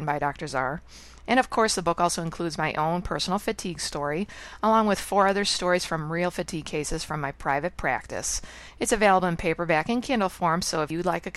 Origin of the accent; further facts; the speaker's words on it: United States; moved away as an adult; now in Ottawa, Canada; I'm an American living in Canada now for 19 years